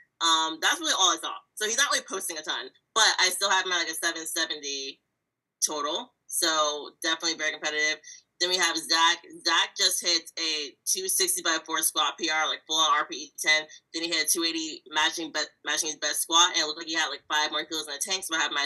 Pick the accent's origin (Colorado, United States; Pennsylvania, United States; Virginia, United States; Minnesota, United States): Virginia, United States; moved away; I'm originally from Virginia.